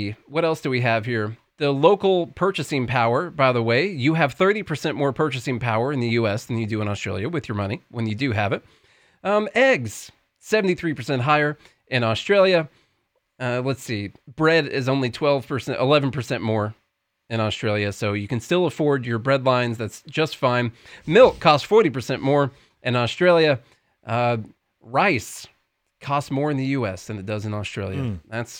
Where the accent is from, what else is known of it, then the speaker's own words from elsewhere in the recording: Tennessee, United States; That's how you can tell I'm from Tennessee.